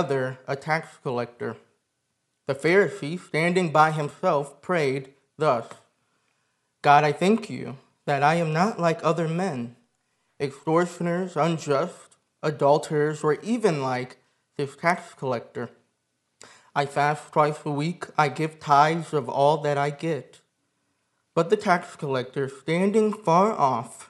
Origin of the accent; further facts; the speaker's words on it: Michigan, United States; moved away; I'm from Michigan. My wife and I are from Michigan